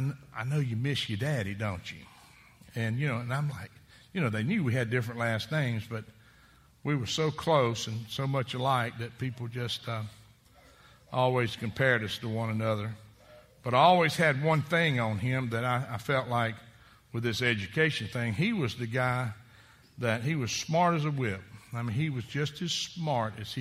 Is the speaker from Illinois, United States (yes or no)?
no; Columbus, Georgia, United States; I was raised in Columbus, Georgia.